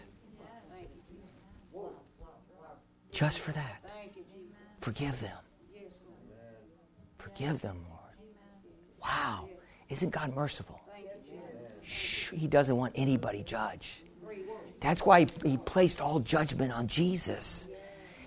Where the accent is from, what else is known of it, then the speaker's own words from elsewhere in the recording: New York, United States; I'm a New Yorker